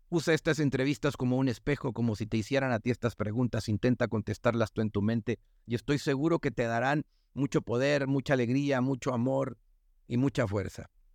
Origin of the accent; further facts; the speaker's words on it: northern Mexico, Mexico; accent: norteña; mi tono, o mi manera de hablar norteña y golpeada